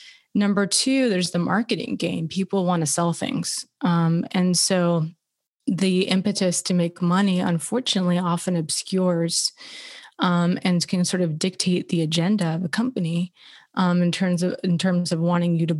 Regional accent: Los Angeles, California, United States; as a woman growing up in Los Angeles

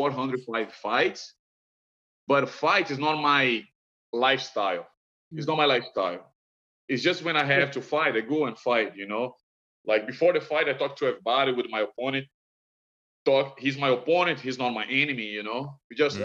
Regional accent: Brazil; moved away; I'm from Brazil

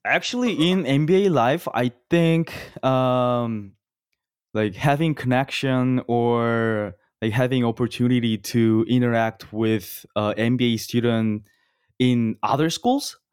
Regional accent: South Korea; moved away as an adult; now in Los Angeles, United States; born and raised in Korea South in my whole life

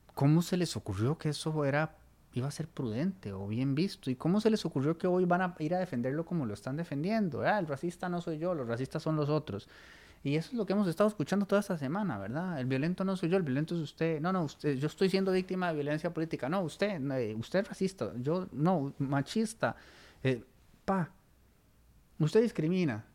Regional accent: Costa Rica; como costarricenses

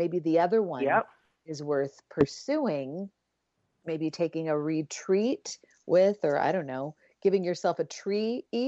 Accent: Ireland; And do you know, I mean, even as an Irish person, I'm like, I have to look up, what is St. Patrick's Day about?

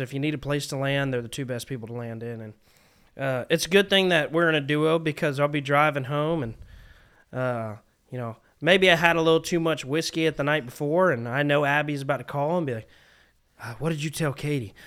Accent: South Carolina, United States; I'm from South Carolina

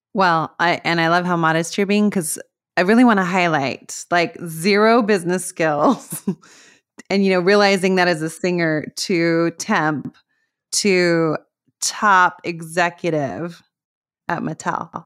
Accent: Las Cruces, New Mexico, United States; I grew up in Las Cruces, New Mexico

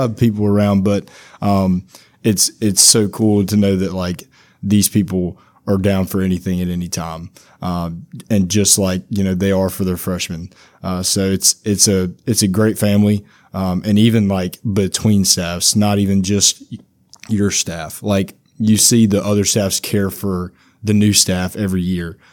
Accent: Mangham, Louisiana, United States; also born or lived in Monroe, Louisiana; I'm from Mangum, Louisiana. Uh, right, just a little bit outside of, uh, Monroe, uh, but that, I went to high school in Monroe

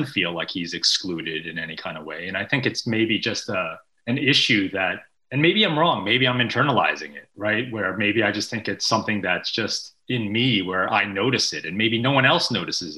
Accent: Long Island, New York, United States; I grew up in Long Island and in the suburbs

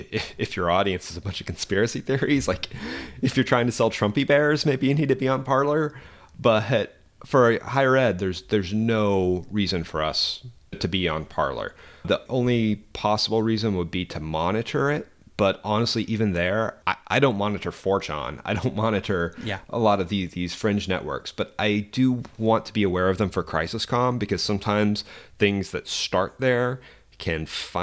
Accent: Arkansas, United States; So I was searching my home state, Arkansas.

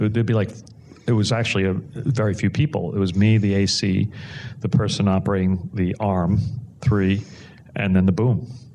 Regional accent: New York City, New York, United States; I grew up in New York City and my parents in South Brooklyn

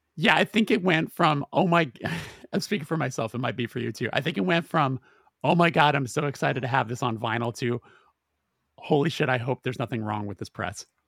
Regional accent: West Coast, United States; we're all from the West Coast

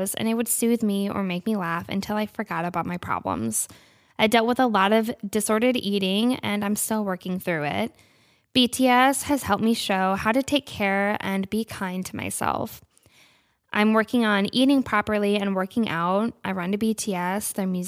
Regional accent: New Hampshire, United States; I'm 19 from New Hampshire.

